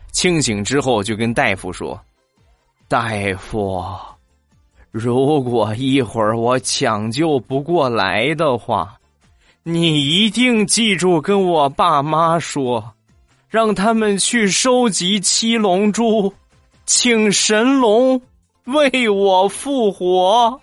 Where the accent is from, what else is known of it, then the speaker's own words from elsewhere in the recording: Rizhao, Shandong, China; 日照飞机场离我们家不到两公里，我们家就在日照机场的附近，这是我的老家啊